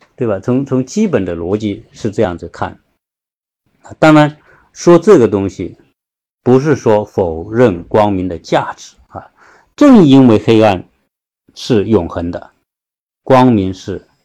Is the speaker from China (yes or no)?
yes; China; 我们中国人